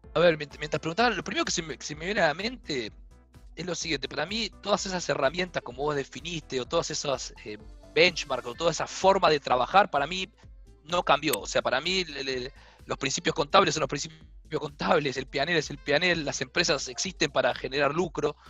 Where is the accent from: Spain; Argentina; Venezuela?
Argentina; moved away as an adult; also born or lived in Minneapolis / Brazil; soy argentino